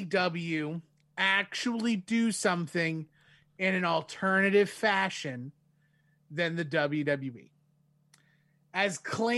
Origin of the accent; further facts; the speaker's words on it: Winnipeg, Manitoba, Canada; I'm from Winnipeg, you idiot.